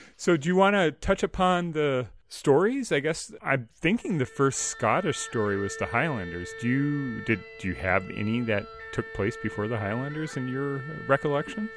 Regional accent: United States; as an American who heard it first in the early 2000s

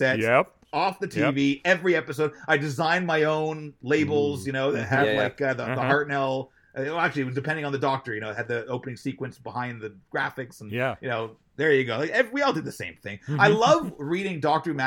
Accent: Toronto, Ontario, Canada; also born or lived in Montreal; I was born in Montreal, moved to Toronto when I was young.

